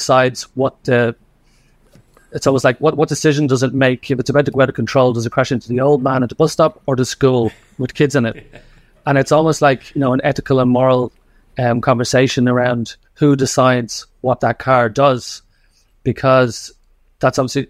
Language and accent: English; Dublin, Leinster, Ireland; moved away as an adult; now in Australia; I grew up in Dublin